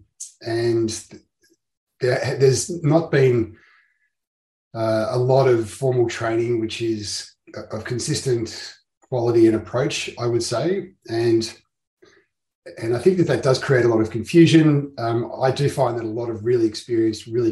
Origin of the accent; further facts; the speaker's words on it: Melbourne, Victoria, Australia; I'm a lawyer from Melbourne in Victoria, Australia